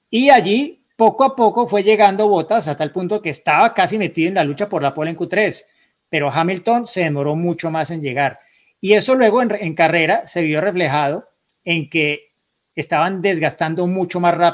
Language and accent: Spanish; Guatemala; soy de Guatemala